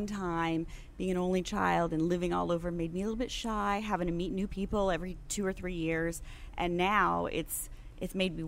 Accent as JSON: {"language": "English", "region": "California", "country": "United States", "tie": "born there", "said": "I was born in California. I've lived all over. Couple of foreign countries"}